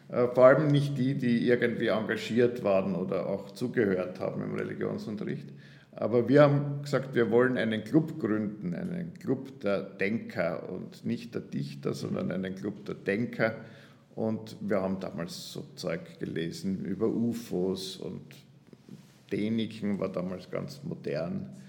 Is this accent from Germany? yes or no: no; Graz, Styria, Austria; gebürtiger Grazer und das war ein Versuch nach dem Theologiestudium und nach der ersten Gemeindeerfahrung wieder nach Graz zu kommen.